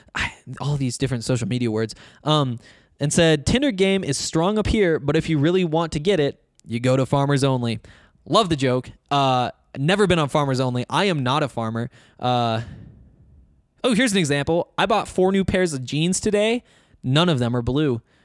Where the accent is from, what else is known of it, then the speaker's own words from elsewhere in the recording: Flathead Valley, Northwest Montana, United States; accent: Montana; moved away; I grew up in the Flathead Valley, Northwest Montana, kind of a resorty area.